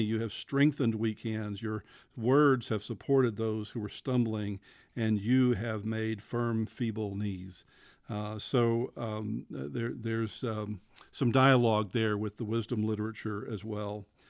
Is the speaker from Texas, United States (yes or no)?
yes; Abilene, Texas, United States; moved away; I grew up in West Texas. I grew up in Abilene